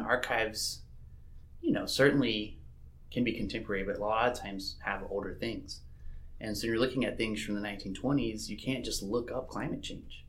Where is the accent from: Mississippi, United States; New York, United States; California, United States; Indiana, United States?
Mississippi, United States; I grew up in Mississippi